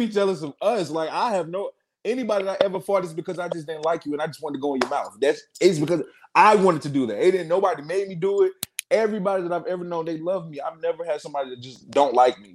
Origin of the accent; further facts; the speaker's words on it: New York City, New York, United States; also born or lived in Southeast United States; I was raised in New York City as well